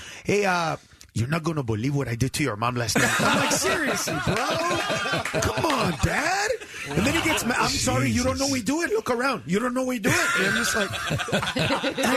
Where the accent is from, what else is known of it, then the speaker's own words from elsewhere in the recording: Honduras; I'm from Honduras